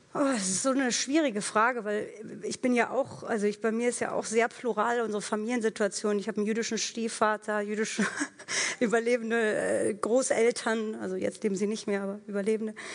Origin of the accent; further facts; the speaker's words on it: Germany; ich bin hier in Deutschland groß geworden